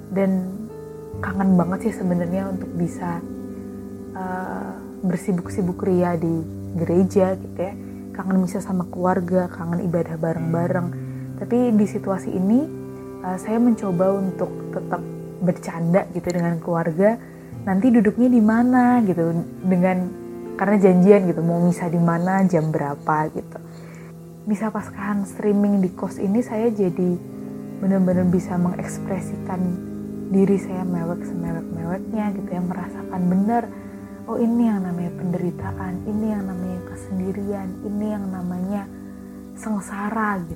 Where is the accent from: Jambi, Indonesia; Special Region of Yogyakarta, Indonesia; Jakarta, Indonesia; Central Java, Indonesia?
Special Region of Yogyakarta, Indonesia; Yogyakarta; now in Bandung, Indonesia; Saya asalnya dari Paroki Kemetiran Jogja, tapi saya lebih aktif di Kota Baru dan sekarang tinggalnya di uh, wilayah Paroki Katedral Bandung.